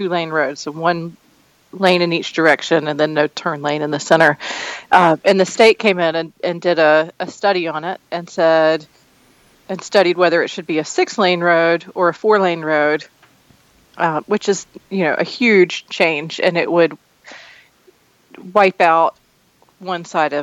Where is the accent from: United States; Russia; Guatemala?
United States; Matthews, North Carolina; I was born and raised in Matthews, and we live in the house that my grandparents built in the 40s